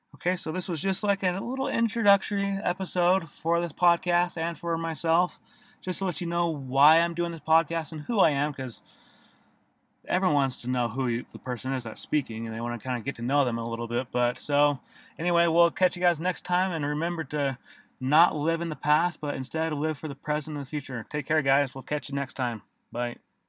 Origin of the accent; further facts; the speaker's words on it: Davis County, Utah, United States; for the most of my life, I grew up in Davis County, Utah, and attended various schools in different parts of Davis County.